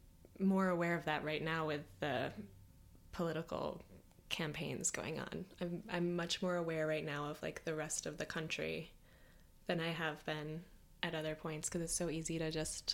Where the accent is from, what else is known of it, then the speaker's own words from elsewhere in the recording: Michigan, United States; now in New York City, United States; I grew up in Michigan.